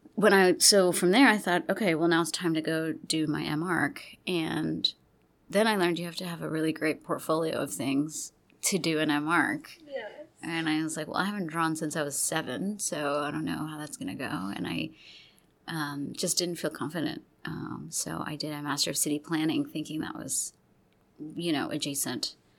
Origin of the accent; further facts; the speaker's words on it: Gulf Coast, United States; also born or lived in Texas / Louisiana; I grew up in the Gulf Coast uh, region. I grew up going back and forth between Texas and Louisiana.